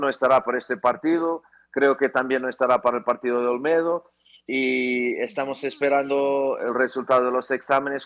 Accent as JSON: {"language": "Spanish", "country": "Portugal", "moved": "as an adult", "lives_now": "Ecuador", "said": "Yo soy portugués y me siento cada vez más ecuatoriano"}